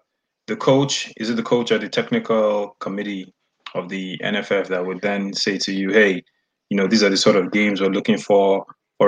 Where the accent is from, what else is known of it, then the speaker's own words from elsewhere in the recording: Nigeria; I'm Nigerian